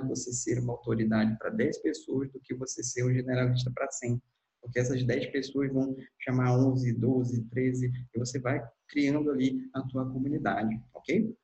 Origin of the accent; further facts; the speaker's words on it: Manaus, Amazonas, Brazil; eu sou de Manaus, atuo aqui na região